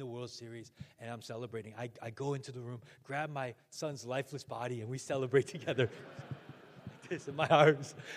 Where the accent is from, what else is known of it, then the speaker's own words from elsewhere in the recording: Chicago, Illinois, United States; moved away; I am from Chicago